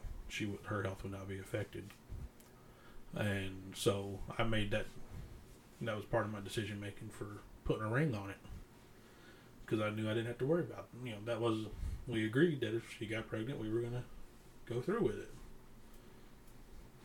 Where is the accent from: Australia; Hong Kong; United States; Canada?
United States; the Bible Belt; growing up in the Bible Belt